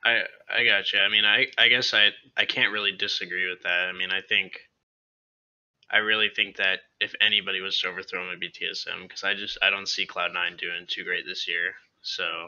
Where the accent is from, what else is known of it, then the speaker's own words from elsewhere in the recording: United States; now in Sumter, United States; I am from Orange County